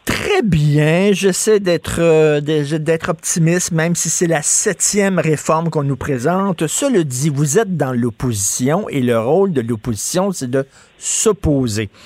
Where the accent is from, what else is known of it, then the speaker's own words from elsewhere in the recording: Montreal, Quebec, Canada; je viens d'un milieu pauvre. Je viens de Verdun, près, vous le savez, près de Pointe-Saint-Charles